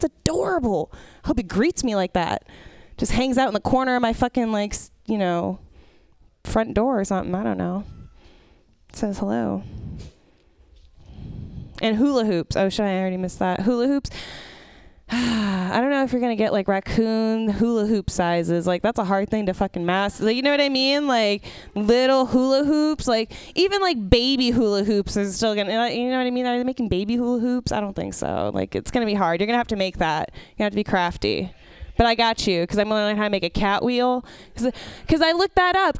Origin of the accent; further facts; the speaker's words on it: San Francisco, California, United States; I grew, was born and raised in San Francisco